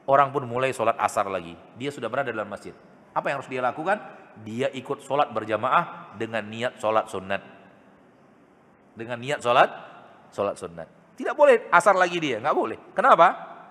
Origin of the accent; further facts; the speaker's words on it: Pekanbaru, Riau, Indonesia; Kita orang Pekanbaru, berarti di Jakarta kita musafir.